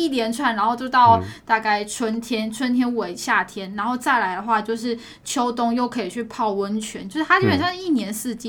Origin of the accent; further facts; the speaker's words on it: Taipei, Taiwan; 其实我的老家在这上面